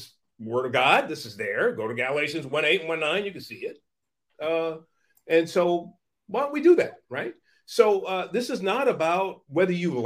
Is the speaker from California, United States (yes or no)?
yes; San Francisco, California, United States; I was born in Hunters Point, the Hunters Point Projects in San Francisco, project housing in San Francisco in the 1960s